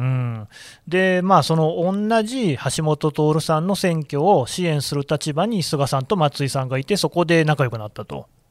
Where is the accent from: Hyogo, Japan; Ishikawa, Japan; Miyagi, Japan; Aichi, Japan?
Aichi, Japan; Nagoya; 名古屋の出身